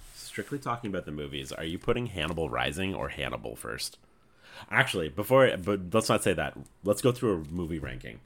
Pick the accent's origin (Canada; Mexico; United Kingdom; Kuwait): Canada; being Canadian